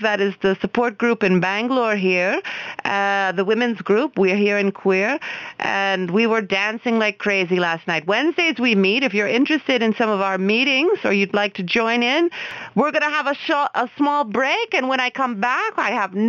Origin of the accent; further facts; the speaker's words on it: Oklahoma, United States; moved away; Oklahoma, that's my home state